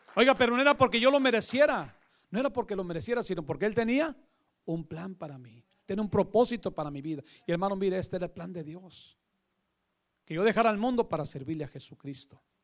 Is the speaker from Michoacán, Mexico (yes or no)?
no; Monterrey, Nuevo León, Mexico; also born or lived in California; la ciudad de Monterrey, Nuevo León. Lugar donde yo nací un día 14 de junio de 1966